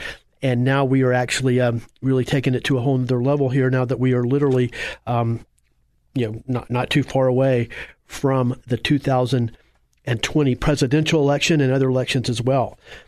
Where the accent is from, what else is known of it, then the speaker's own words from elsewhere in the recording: Apopka, Florida, United States; It's always a real thrill to talk to the people that I grew up with in the Apopka community and, you know, went to school with.